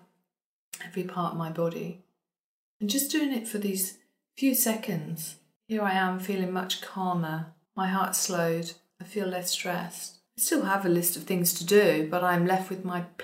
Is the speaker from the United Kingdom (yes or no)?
yes; United Kingdom; I was told that I'm so British, which is very true